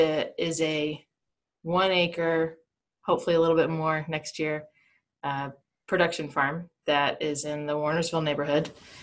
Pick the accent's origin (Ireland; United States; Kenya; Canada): United States; Greensboro, North Carolina; also born or lived in Indiana; I was born in Indiana, spent about a year there, and then for the rest of my childhood, grew up in Greensboro.